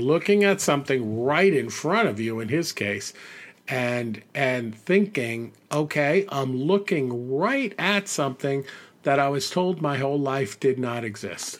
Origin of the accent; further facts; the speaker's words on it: United States; as an American